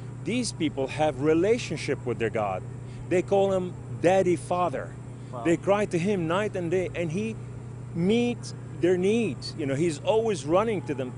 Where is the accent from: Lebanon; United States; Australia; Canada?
Lebanon; Beirut, Beirut Governorate; I was raised in Beirut, Lebanon, we were a poor family